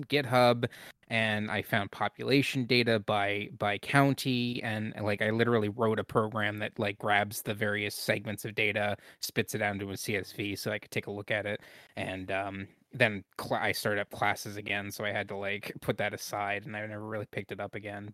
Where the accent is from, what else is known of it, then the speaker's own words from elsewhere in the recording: Pennsylvania, United States; I'm from Pennsylvania